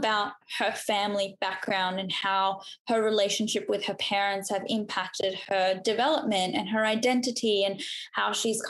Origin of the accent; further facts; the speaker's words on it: Australia; accent: Australian; you know, our accent is Australian, we sound like we're from Australia, which we are